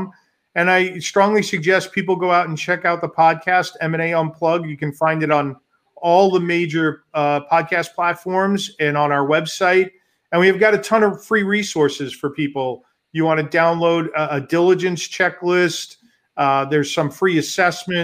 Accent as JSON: {"language": "English", "region": "New York", "country": "United States", "moved": "yes", "lives_now": "Chicago, United States", "said": "I'm from New York"}